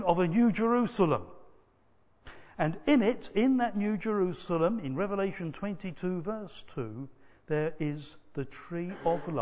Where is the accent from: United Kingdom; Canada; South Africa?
United Kingdom; England; sometimes I will call myself British because I'm a British person. But sometimes I'm proud to be English rather than, say, Welsh or Scottish or Irish